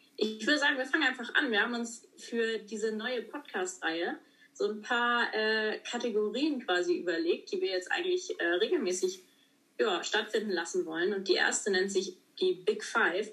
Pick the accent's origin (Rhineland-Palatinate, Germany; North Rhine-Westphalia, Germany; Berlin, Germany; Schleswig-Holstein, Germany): Schleswig-Holstein, Germany; Schörderup; moved away as an adult; now in Hamburg, Germany; ursprünglich komme ich aus Schördrup, ähm, genau, wohne auf einem landwirtschaftlichen Betrieb und bin jetzt aber nach Hamburg gezogen vor, naja, auch schon fünf Jahre her